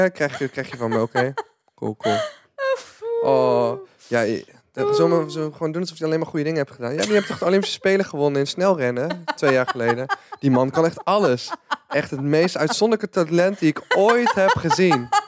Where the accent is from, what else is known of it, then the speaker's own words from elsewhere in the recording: 's-Hertogenbosch, North Brabant, Netherlands; born there; Ik ben geboren in Den Bosch, maar ik vond het best wel een ons, ons, ons cultuurtje.